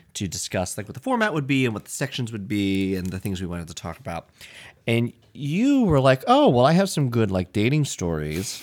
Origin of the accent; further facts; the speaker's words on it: Lancaster, Pennsylvania, United States; moved away; when I grew up in Lancaster, Pennsylvania